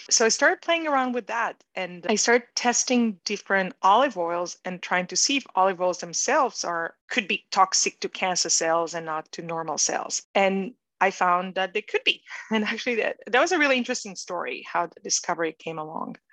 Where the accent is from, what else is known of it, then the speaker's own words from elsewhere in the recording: Israel; moved away as an adult; also born or lived in New York; I grew up in Israel and I went to the Israeli army